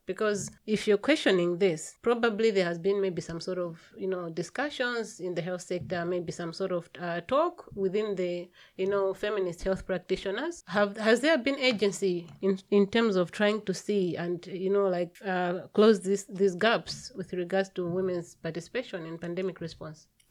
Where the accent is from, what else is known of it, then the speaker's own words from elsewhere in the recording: Malawi; I come from Malawi